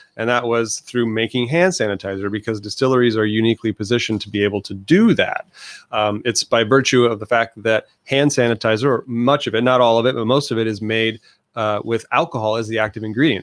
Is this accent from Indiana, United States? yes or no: yes; northern Indiana, United States; moved away as an adult; now in Santa Ana, United States; I'm a transplant from Indiana, um, northern Indiana